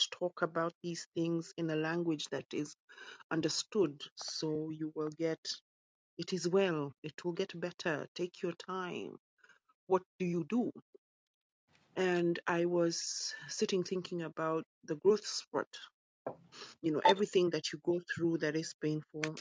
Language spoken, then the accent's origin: English; Kenya; also born or lived in United Kingdom; now in London, United Kingdom; I'm British born, Kenyan raised